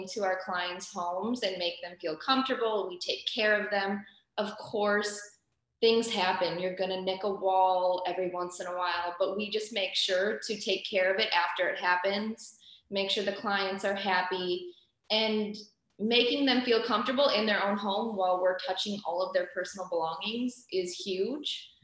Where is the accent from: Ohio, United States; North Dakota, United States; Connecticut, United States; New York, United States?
North Dakota, United States; moved away as an adult; now in Houston, United States; we are originally from North Dakota. You will hear our little accent pop out